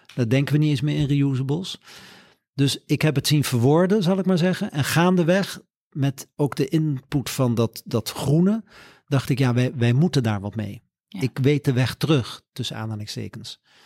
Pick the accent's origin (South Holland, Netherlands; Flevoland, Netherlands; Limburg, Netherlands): South Holland, Netherlands; Leiden; also born or lived in Curaçao / Groningen; ben ik hier in Leiden, in Oesgees, op school gegaan